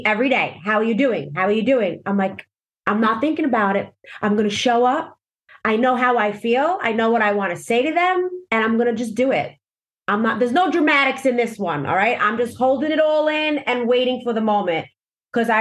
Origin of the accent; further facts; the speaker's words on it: New York City, New York, United States; my hometown of Staten Island